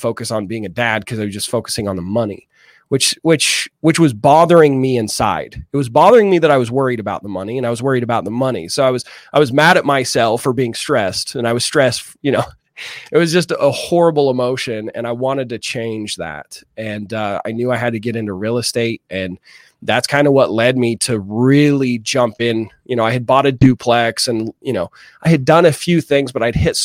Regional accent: Utah, United States; I grew up here in Utah

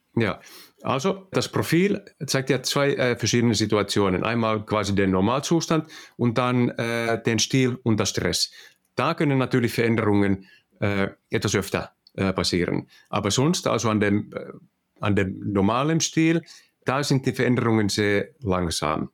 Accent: Finland; accent: Finnish; German is a second language; also born or lived in Netherlands; Also wir kommen aus Finnland und ich hoffe, dass ihr alle meinen finnischen äh, Akzent äh, verstehen könnt

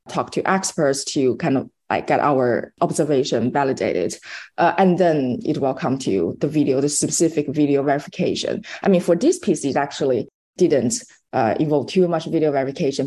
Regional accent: China; moved away as an adult; also born or lived in New York City; now in United States; I'm from China and I actually started my career as a journalist in China for about like 5 years or so

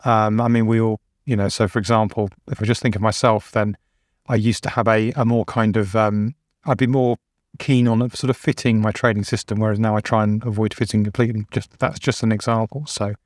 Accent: England, United Kingdom; I'm like, well, I'm English.

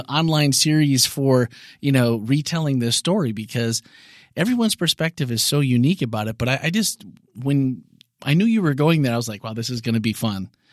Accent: Wisconsin, United States; I'm from Wisconsin

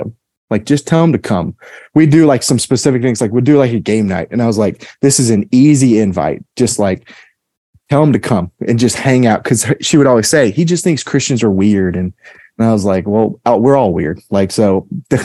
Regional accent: Memphis, Tennessee, United States; I'm originally from Memphis, Tennessee, and I grew up in a really great household.

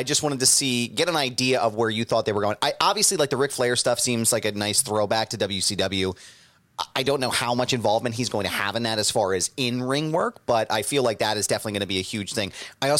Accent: Philadelphia, Pennsylvania, United States; my hometown of Philadelphia

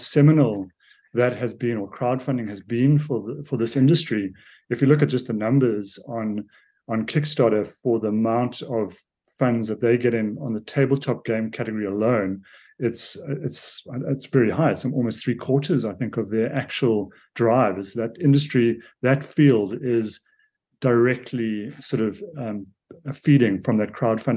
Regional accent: South Africa; I'm a South African

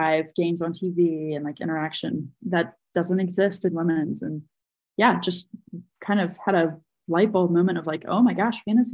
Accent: North Carolina, United States; I grew up a Carolina Tar Heel fan in North Carolina

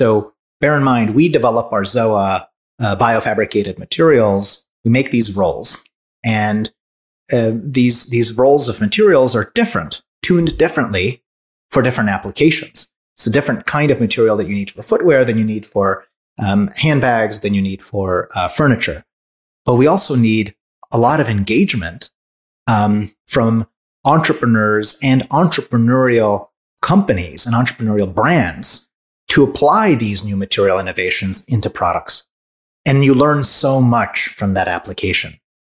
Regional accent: Hungary; also born or lived in France; now in United States; I was born in Hungary. Raised in Hungary, France, came to the US, went back to Hungary.

